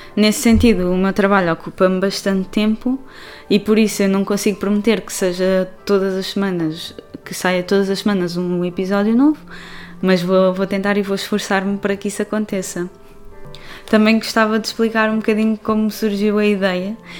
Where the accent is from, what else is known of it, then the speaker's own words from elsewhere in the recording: Portugal; now in Barcelona, Spain; eu sou portuguesa, vivo atualmente em Barcelona